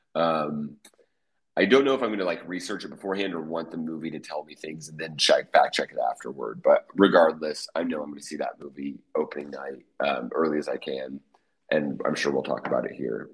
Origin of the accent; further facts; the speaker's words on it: Oklahoma, United States; my home state of Oklahoma